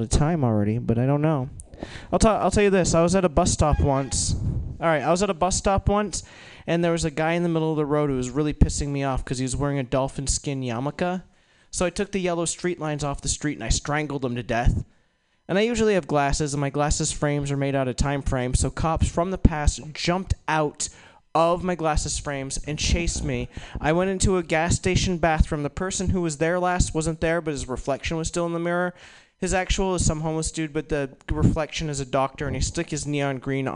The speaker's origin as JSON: {"language": "English", "region": "Maine", "country": "United States", "tie": "born or raised there", "also_born_or_lived": "New York", "moved": "as an adult", "said": "I grew up in Maine"}